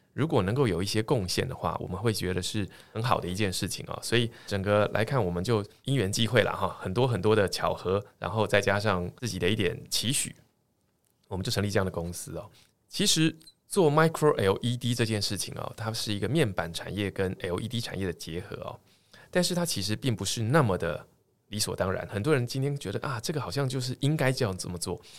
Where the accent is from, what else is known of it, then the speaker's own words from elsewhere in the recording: Tainan, Taiwan; moved away as an adult; also born or lived in Taipei / United States; 我是台南人，好，先简单说明一下，就是说其实从小在台南长大，到了大学啊才到台北来念书。那我父亲母亲都是在教育界工作。